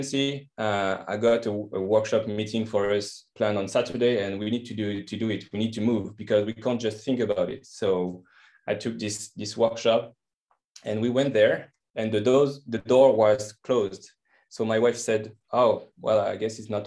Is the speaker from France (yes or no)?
yes; France; English is a second language; moved away as an adult; now in Napa, United States; I'm from France, as you can hear, and I live right now in California